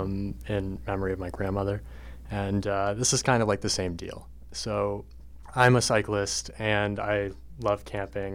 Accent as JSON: {"language": "English", "town": "Berlin", "region": "New Hampshire", "country": "United States", "tie": "born or raised there", "moved": "yes", "said": "I'm from Berlin, New Hampshire. It's a very rural, small town"}